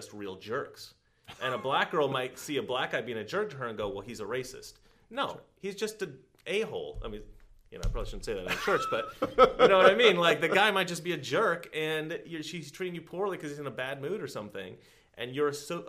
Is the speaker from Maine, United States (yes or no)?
no; Oregon, United States; I grew up in Oregon